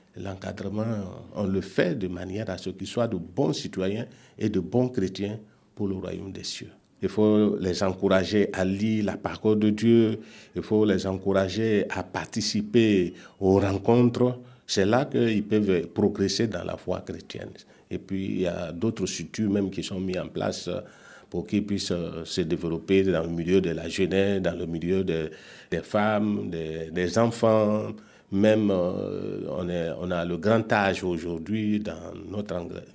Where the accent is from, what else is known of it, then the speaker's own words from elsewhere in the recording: Pompoï, Burkina Faso; now in Yopougon, Côte d'Ivoire; Je suis né à Pompoy, au Burkina Faso